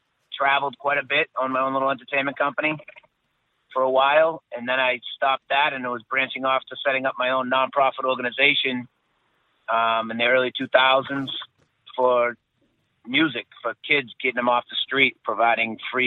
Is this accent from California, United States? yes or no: no; Stoneham, Massachusetts, United States; born and raised just outside the city of Boston in a little town called Stoneham